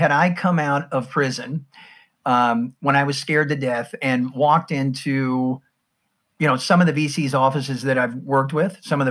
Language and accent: English; United States; you can tell from my accent, I'm from the States